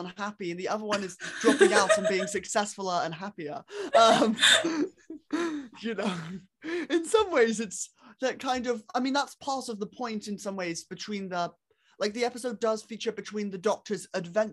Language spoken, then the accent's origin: English; United States; I'm American